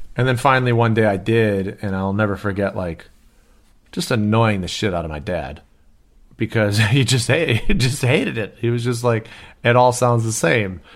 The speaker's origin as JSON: {"language": "English", "town": "Detroit", "region": "Michigan", "country": "United States", "tie": "born or raised there", "also_born_or_lived": "Birmingham, Michigan", "moved": "yes", "said": "I'm growing up in Detroit, or outside of Detroit"}